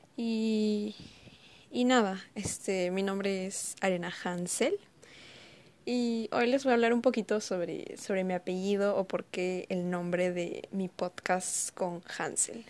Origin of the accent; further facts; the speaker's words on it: Ayacucho, Peru; soy de Ayacucho y mi apellido es de ahí